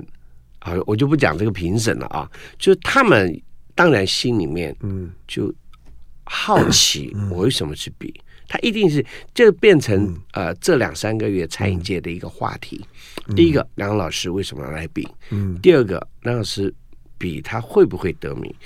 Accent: Guangdong, China; 我们老广，

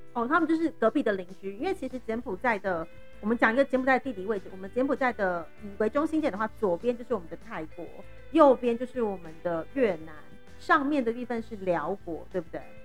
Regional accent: Taiwan; moved away as an adult; now in Phnom Penh, Cambodia; 因为我自己在台湾长大的习惯，我自己的阿姨她是在野柳，台湾的野柳那边有开海鲜餐厅

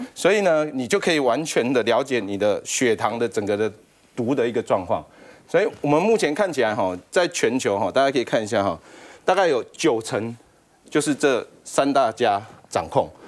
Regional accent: Taiwan; 我们台湾这边

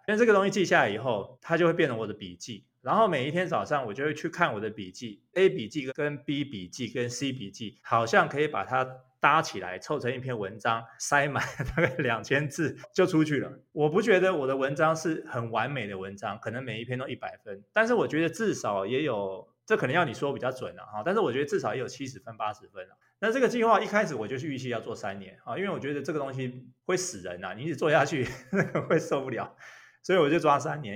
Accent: Taiwan; also born or lived in Taipei; now in Taichung, Taiwan; 我那时候在国外念大学，回到台湾

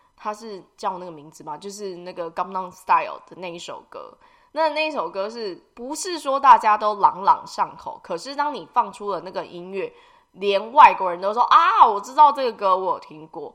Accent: Taiwan; 我们台湾人

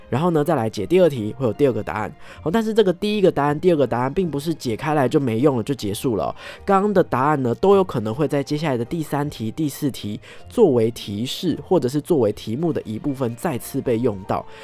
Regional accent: Taipei, Taiwan; 身为土生土长的台北怂吼

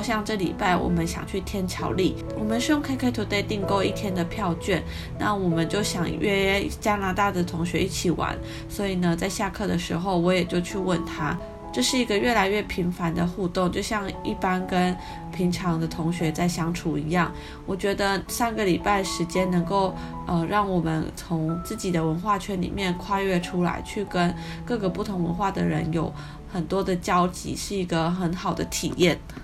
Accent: Taiwan; now in Kyoto, Japan; 我们是从台湾来的

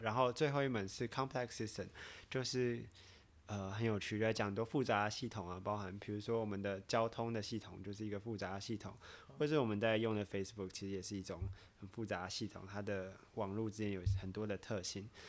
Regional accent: Taiwan; moved away as an adult; 毕竟我是在台湾长大嘛

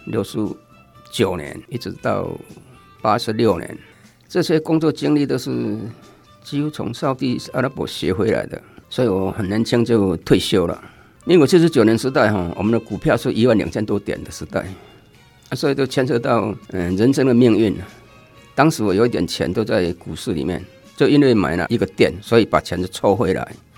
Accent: Lunbei, Yunlin County, Taiwan; moved away; 对，民国五十七年我离开仑背乡到虎尾出来工作。

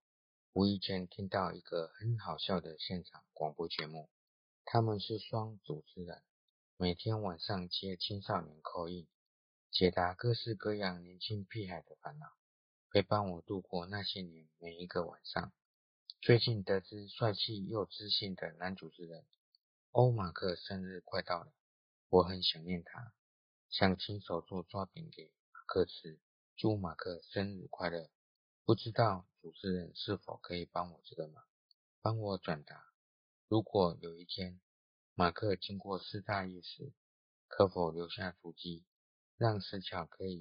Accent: New Taipei, Taiwan; 我是來自新北市專屬老師…，我想要幫幫忙。

